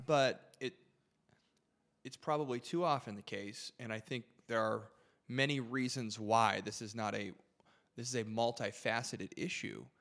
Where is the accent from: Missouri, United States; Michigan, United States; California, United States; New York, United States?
Michigan, United States; about twenty-five minutes from Windsor; I grew up about twenty-five minutes from the border, uh, shout out Windsor, Canada